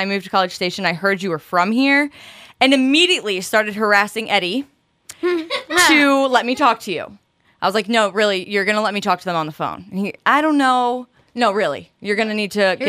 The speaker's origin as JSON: {"language": "English", "region": "Virginia", "country": "United States", "tie": "born or raised there", "said": "my hometown in Virginia"}